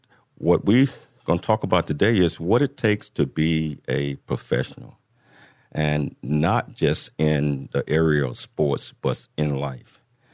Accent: Chattanooga, Tennessee, United States; born there; I was born in Chattanooga, Tennessee.

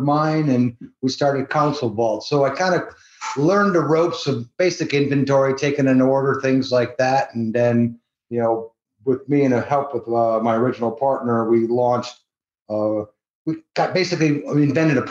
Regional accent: Cleveland, Ohio, United States; moved away as an adult; now in Las Vegas, United States; I'm originally from Cleveland, Ohio

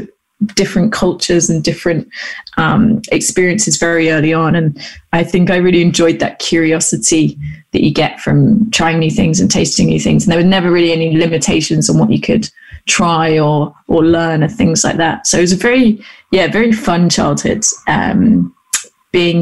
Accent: Gloucester, South West England, United Kingdom; I grew up in Gloucester, which is a little city in the southwest of the UK

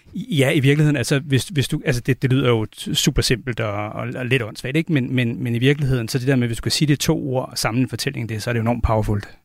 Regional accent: Denmark; den velfærd, vi vil have som danskere

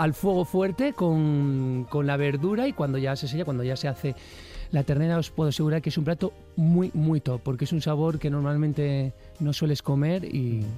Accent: San Vicente de la Barquera, Cantabria, Spain; hay un plato estrella en mi tierra que es el cocido montañés

